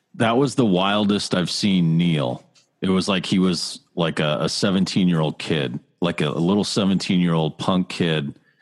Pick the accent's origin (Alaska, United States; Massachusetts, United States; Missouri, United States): Massachusetts, United States; also born or lived in Pittsburgh, Pennsylvania; I grew up here in Massachusetts